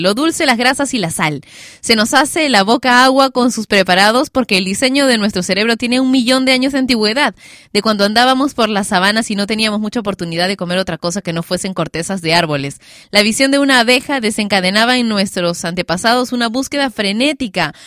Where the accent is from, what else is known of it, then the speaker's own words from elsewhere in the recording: Peru; en mi país, Perú.